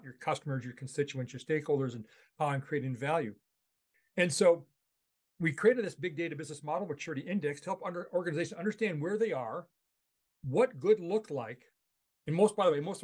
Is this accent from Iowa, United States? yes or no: yes; Charles City, Iowa, United States; moved away as an adult; also born or lived in Palo Alto, California; I grew up in Charles City, Iowa. So I'm a native Iowan